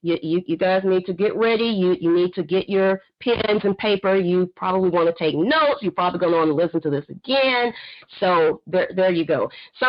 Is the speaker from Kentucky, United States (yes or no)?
no; Fort Worth, Texas, United States; She is a member of my old church, my church in which I grew up in Fort Worth, Texas.